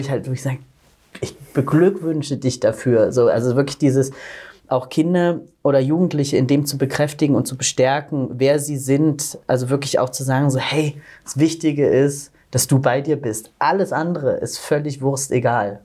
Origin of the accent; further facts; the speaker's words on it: Southern Germany, Germany; ich bin auf dem Land groß geworden in Süddeutschland